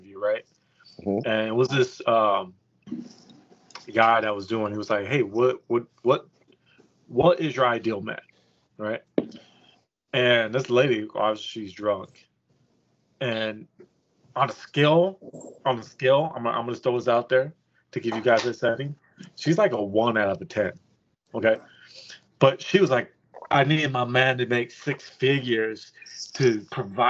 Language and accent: English; California, United States; moved away as an adult; now in Texas, United States; I'm from California